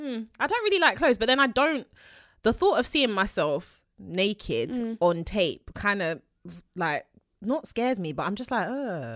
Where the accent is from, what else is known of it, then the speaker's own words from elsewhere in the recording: Peckham, London, United Kingdom; I grew up on Morley's. I'm from South London, Peckham.